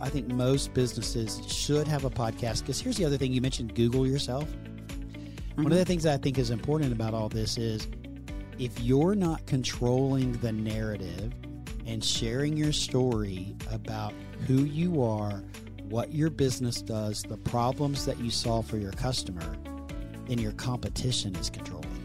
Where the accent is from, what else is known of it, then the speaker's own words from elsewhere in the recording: Texas, United States; accent: Southern; my Southern accent from Texas in the United States